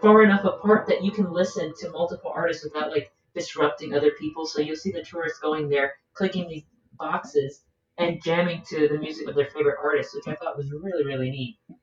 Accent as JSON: {"language": "English", "town": "Miami", "region": "Florida", "country": "United States", "tie": "born or raised there", "said": "I am 27 and a proud second generation Cuban American, born and raised in Miami, Florida"}